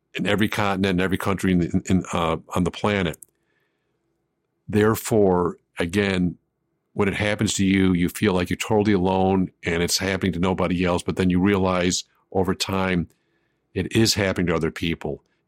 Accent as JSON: {"language": "English", "town": "Buffalo", "region": "New York", "country": "United States", "tie": "born or raised there", "said": "I grew up in Buffalo, New York"}